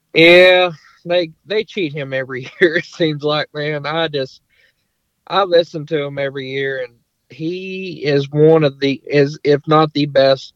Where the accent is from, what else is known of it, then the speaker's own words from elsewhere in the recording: Longview, Texas, United States; I'm from East Texas, um, Longview area.